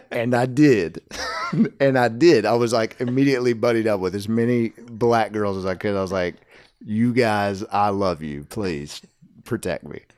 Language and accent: English; Nashville, Tennessee, United States; I grew up in Hermitage